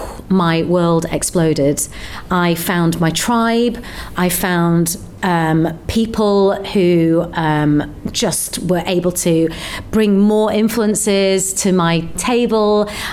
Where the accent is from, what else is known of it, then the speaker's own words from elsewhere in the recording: Bradford, Yorkshire and the Humber, United Kingdom; also born or lived in Leeds; I grew up in Bradford